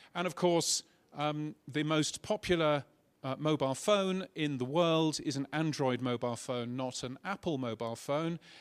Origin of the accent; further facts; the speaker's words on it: United Kingdom; now in Australia; as you can tell from my silly accent, I'm a British person.